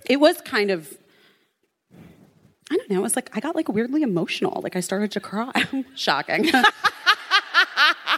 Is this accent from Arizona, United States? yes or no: yes; Arizona, United States; I grew up in Arizona